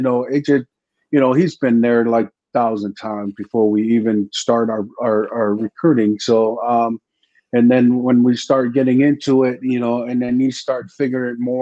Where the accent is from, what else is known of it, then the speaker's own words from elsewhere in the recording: American Samoa; moved away as an adult; I came from American Samoa down in the Sub-Pacific